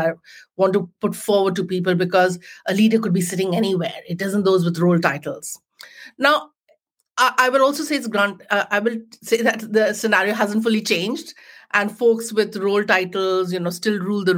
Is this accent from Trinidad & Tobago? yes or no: no; Jamshedpur, Jharkhand, India; moved away as an adult; now in United Kingdom; I grew up in a small town in India called Jamshedpur, which is the home of the Tatas.